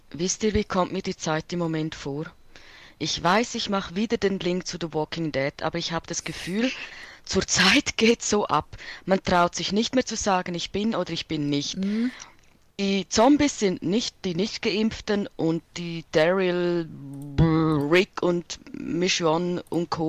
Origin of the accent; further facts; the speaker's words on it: Switzerland; Bei uns in der Schweiz auch.